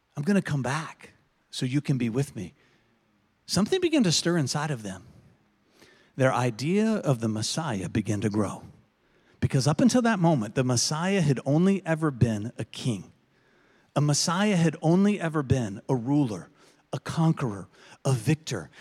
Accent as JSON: {"language": "English", "country": "United States", "said": "being an American"}